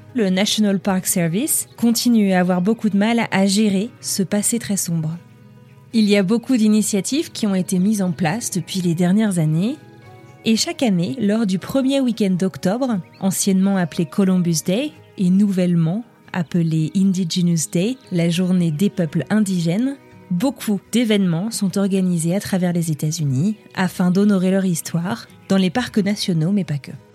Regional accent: France; accent: French; now in Colorado, United States; mon accent français

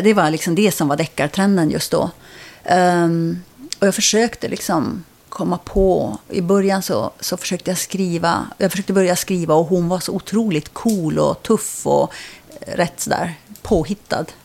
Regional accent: Kiruna, Norrbotten County, Sweden; moved away; also born or lived in Uppsala / Stockholm / Nyköping; därför är jag uppvuxen i, i Kiruna.

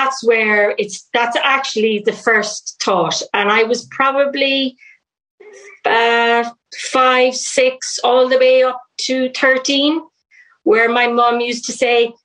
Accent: Galway, Connacht, Ireland; also born or lived in Thurles, County Tipperary / Shannon, County Clare; we lived in Shannon, and then we moved to Galway, which is where I spent most of my life

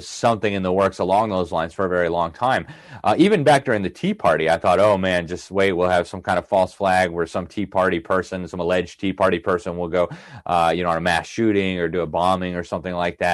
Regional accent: Miami, Florida, United States; my hometown of Miami

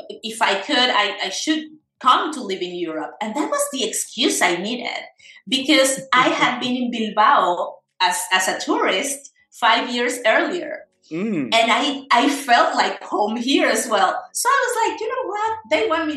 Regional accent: Caracas, Capital District, Venezuela; moved away as an adult; also born or lived in Buenos Aires, Argentina; now in Spain; So I was born in Venezuela, in Caracas, 42 years ago.

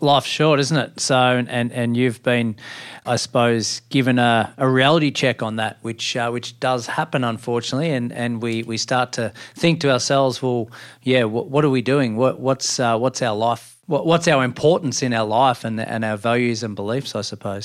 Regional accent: country Victoria, Australia; now in Central Coast, Australia; I grew up in the country, three three and a half hours from, from Melbourne in country Victoria, in a very small town

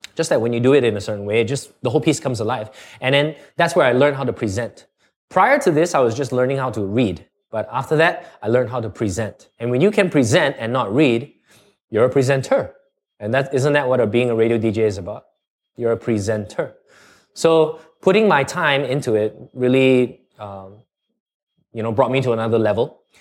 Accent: Singapore; accent: Canadian; also born or lived in Canada; at about seven months, I went to Canada and stayed there all the way up to nine years old. And then I, then we came back to Singapore

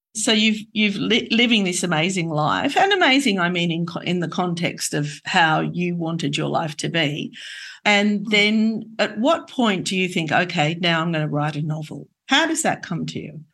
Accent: Australia; moved away as an adult; I hadn't been on a plane until I left Australia in my 20s

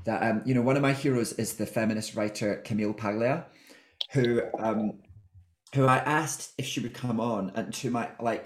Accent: Scotland, United Kingdom; I think I'm Scottish

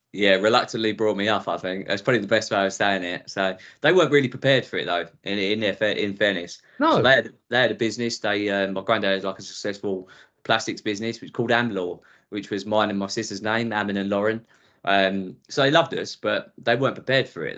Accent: Essex, East of England, United Kingdom; accent: Essex; also born or lived in Southall, London; when I was five, I moved out to Essex, which is which you probably tell from my accent where I've been ever since. So very much sort of Essex indoctrinated

